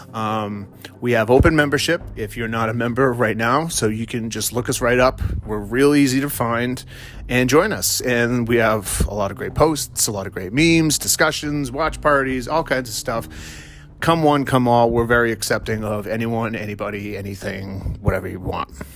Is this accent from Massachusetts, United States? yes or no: yes; Massachusetts, United States; also born or lived in Vermont; I'm from Massachusetts, um, born and raised